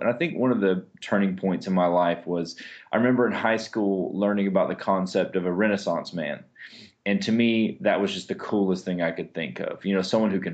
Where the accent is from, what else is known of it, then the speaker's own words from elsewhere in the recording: Charleston, South Carolina, United States; also born or lived in Europe; I was born and raised in Charleston